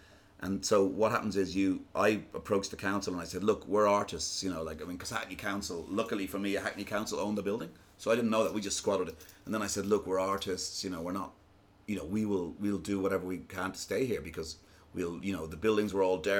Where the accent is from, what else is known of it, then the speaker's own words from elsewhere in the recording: Malahide, Leinster, Ireland; moved away as an adult; also born or lived in Zambia / Ghana / Accra; now in London, United Kingdom; I come from Malahide